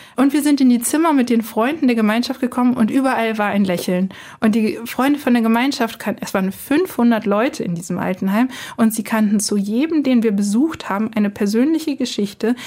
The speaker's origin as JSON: {"language": "German", "area": "Archdiocese of Hildesheim", "region": "Northern Germany", "country": "Germany", "moved": "yes", "lives_now": "Cologne, Germany", "said": "ich nicht gebürtig aus Köln komme, sondern eigentlich aus dem hohen Norden, aus der Nähe von Hamburg, aus dem Erzbistum Hildesheim"}